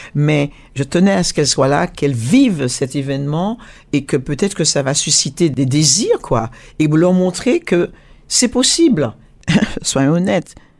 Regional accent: Martinique, France; je suis martiniquaise, antillaise, donc française

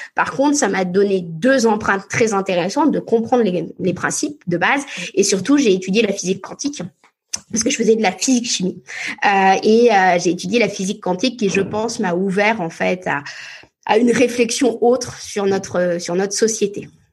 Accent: France; also born or lived in Paris / Cotentin, Normandy; j'ai grandi entre Paris et la Normandie

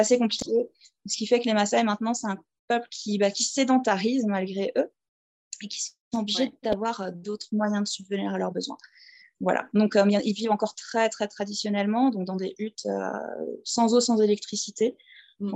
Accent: southern Alsace, near Mulhouse, Grand Est, France; moved away as an adult; also born or lived in Strasbourg / Scotland / Switzerland; now in Tanzania; je suis française, alsacienne, euh, de souche, hein, du sud de l'Alsace, euh, à côté de Mulhouse

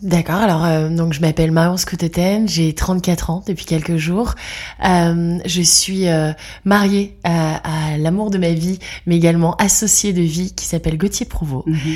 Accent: Lille, Hauts-de-France, France; now in Brussels, Belgium; je vis à Bruxelles depuis 12 ans euh, et je suis lilloise d'origine.

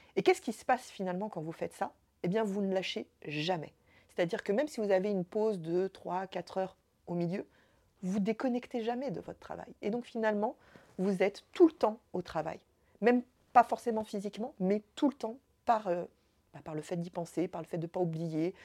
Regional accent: Évry, Île-de-France, France; j'ai grandi, euh, grandi à Évry, j'ai grandi en quartier difficile, en ZEP

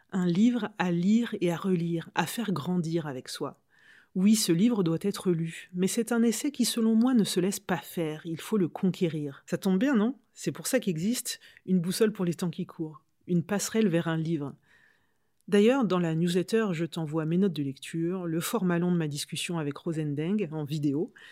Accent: Normandy, France; Alors oui et non. Je suis normande, hein, réponse classique.

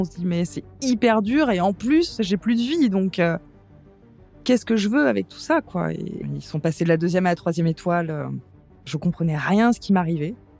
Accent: Paris, Île-de-France, France; moved away as an adult; now in Vailhan, France; Je suis parisienne, hein, pure souche, née à Paris. J'ai vécu toute mon enfance à Paris.

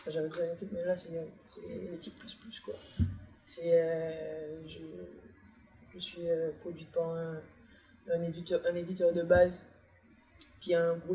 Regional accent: Martinique; je suis pas Guadeloupéenne. J'adore la Guadeloupe, on est ensemble. Hein. J'ai eu cet esprit en Martinique.

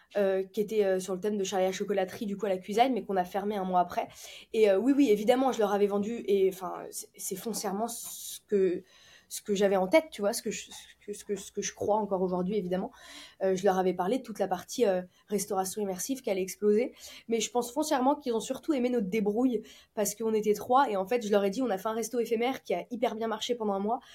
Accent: Lyon, Auvergne-Rhône-Alpes, France; now in Nice, France; on est lyonnais.

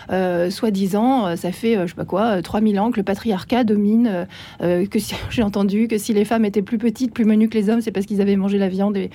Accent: Switzerland; Moi, j'ai une autre nationalité. Hein, je suis suissesse aussi.

